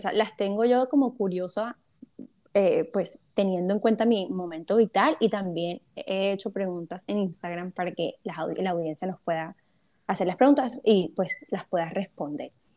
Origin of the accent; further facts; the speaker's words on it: Cartagena, Bolívar, Colombia; now in Barranquilla, Colombia; yo estoy en Barranquilla, soy cartagenera, pero estoy en Barranquilla